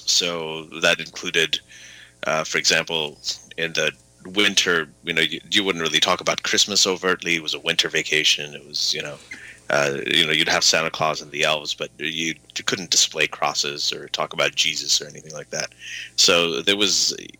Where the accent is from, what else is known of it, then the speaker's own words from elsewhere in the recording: Riyadh, Riyadh Province, Saudi Arabia; also born or lived in Libya / Pakistan; So we lived there for several years. And then after that, we grew up. I grew up in Riyadh, Saudi Arabia, mainly. So that's where, you know, I spent my teens, high school, and so on. And then I went back to Pakistan.